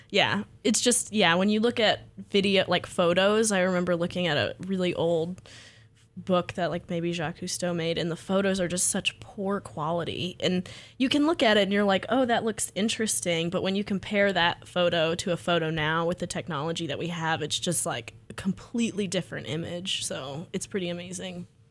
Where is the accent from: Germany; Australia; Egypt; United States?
United States; Freeport, Texas; I grew up in Freeport, Texas